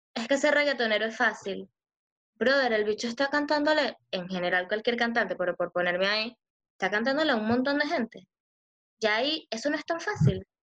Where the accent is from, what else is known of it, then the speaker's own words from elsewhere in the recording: Venezuela; moved away; soy de Venezuela